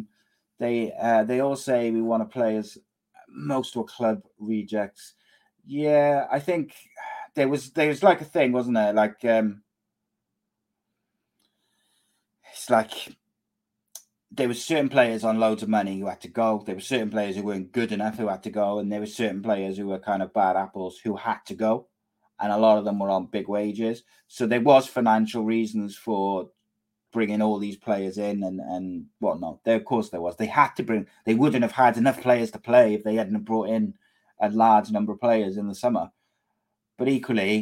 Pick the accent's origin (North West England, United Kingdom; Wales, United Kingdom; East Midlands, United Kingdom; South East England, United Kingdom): Wales, United Kingdom; Cardiff; a Cardiff boy. If my hometown club came calling